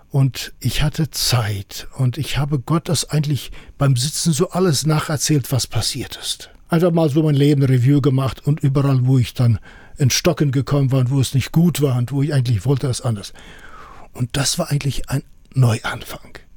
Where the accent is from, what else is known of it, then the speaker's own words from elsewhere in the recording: Kyrgyzstan; dann kam ich zurück in meinen Heimatort nach Kirgisistan und das war dann eine Herausforderung.